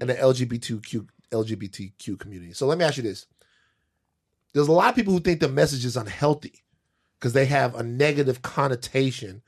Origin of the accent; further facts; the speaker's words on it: Louisiana, United States; I'm from Louisiana